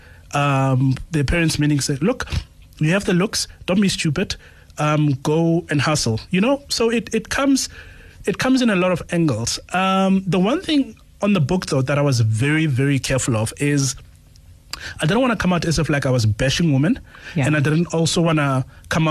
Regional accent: Pretoria, Gauteng, South Africa; I'm from Pretoria

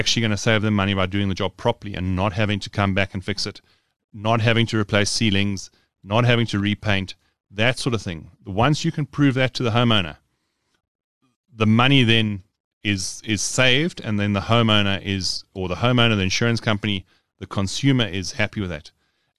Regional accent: Johannesburg, Gauteng, South Africa; I was born in Johannesburg. I am a Johannesburg man through and through, or boy through and through.

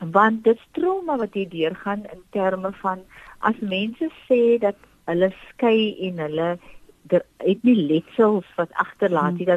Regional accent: South Africa

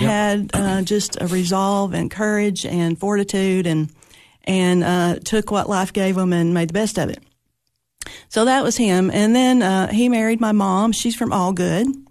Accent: Monterey, Tennessee, United States; also born or lived in Cookeville, Tennessee; I was born in Monterey, Tennessee

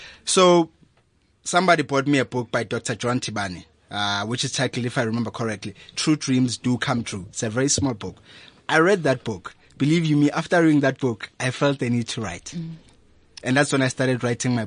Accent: Daveyton, Gauteng, South Africa; I'm from Hulwazi Secondary School in Davidton. That's where I come from.

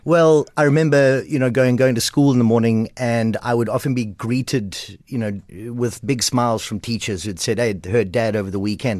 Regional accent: Port Elizabeth, Eastern Cape, South Africa; I'm from Port Elizabeth, from Kleiberga, P

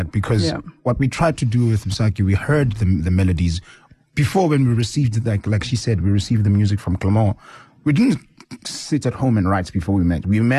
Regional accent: South Africa; And it's a real story of being a South African, and it tells the world, shows the world who we are, where do we come from.

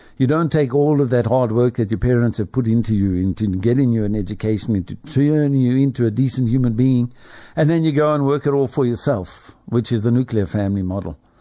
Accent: Springs, Gauteng, South Africa; now in Lenasia, South Africa; the family that I grew up in, in Springs, my hometown

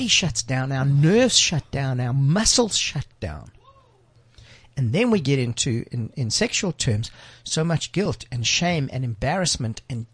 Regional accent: Johannesburg, Gauteng, South Africa; I grew up in the Jewish community in Joburg

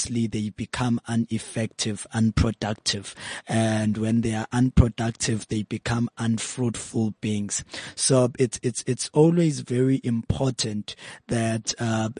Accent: Pietermaritzburg, KwaZulu-Natal, South Africa; also born or lived in Mount Frere, Eastern Cape; I grew up in a small city called Pietermaritzburg in KZN

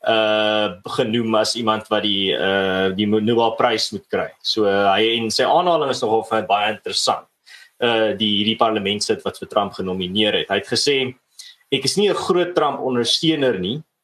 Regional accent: South Africa; ons as Suid-Afrikaners

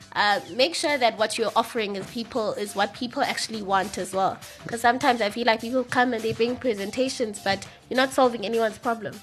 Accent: Eastern Cape, South Africa; I'm from the Eastern Cape, so I basically grew up on rugby

